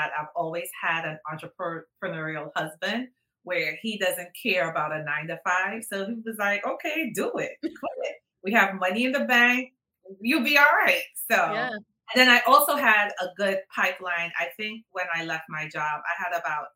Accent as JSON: {"language": "English", "country": "Trinidad & Tobago", "moved": "yes", "said": "I am originally from Trinidad. So when you hear the accent, that's where I'm from, originally from Trinidad"}